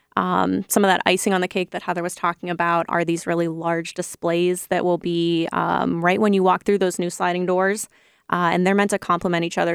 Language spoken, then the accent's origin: English; Ohio, United States; moved away as an adult; also born or lived in Chicago; I'm from Ohio